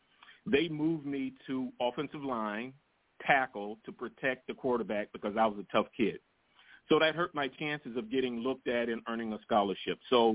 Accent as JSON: {"language": "English", "town": "Jacksonville", "region": "Florida", "country": "United States", "tie": "born or raised there", "moved": "as an adult", "said": "I grew up in Jacksonville, Florida"}